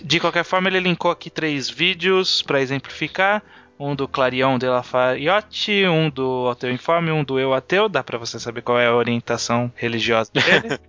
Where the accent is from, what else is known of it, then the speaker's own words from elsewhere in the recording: interior of São Paulo, Brazil; Eu também sou do interior, não chega aqui. É, quer dizer, eu sou do interior de São Paulo